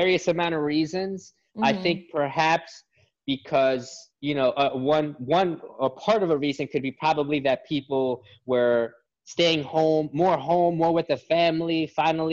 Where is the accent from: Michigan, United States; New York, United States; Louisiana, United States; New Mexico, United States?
New York, United States; Brentwood; I grew up in Brentwood, New York